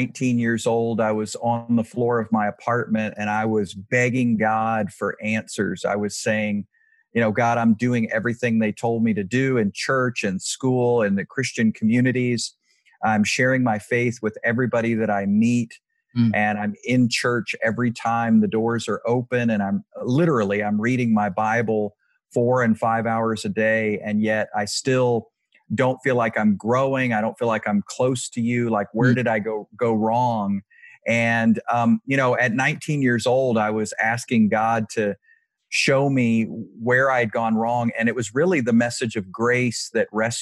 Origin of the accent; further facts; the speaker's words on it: Virginia, United States; now in Texas, United States; I grew up in Virginia, but I really, really love Texas, and I identify now as a Texan for sure.